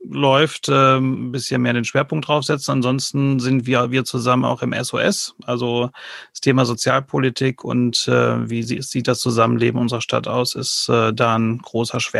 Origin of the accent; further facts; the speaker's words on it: United Kingdom; now in Enger, Germany; Ich bin gebürtiger Brite und wohne jetzt seit zwei Jahren hier in Enger, Ortsteil Besenkamp.